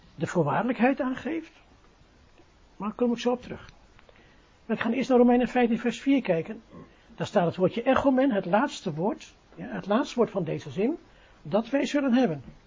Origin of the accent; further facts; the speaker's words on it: Netherlands; we zijn Nederlanders, we zijn geen Engelsen